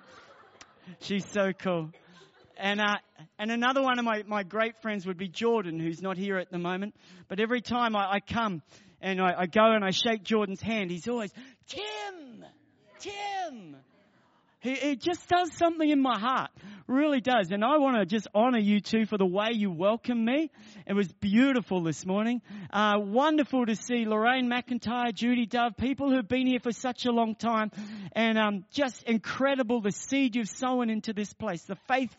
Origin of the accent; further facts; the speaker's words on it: Marton, Manawatū-Whanganui, New Zealand; now in Melbourne, Australia; I grew up in New Zealand.